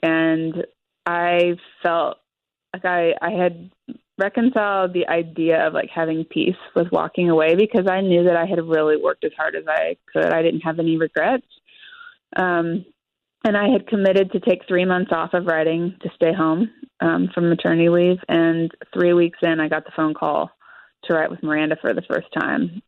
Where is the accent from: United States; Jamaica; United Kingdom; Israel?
United States; Kansas; moved away as an adult; now in Nashville, United States; living at home in Kansas